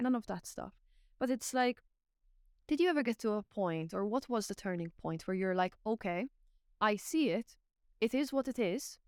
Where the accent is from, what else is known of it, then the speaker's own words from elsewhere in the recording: Malta; now in Ireland; I'm from Malta, I'm not Irish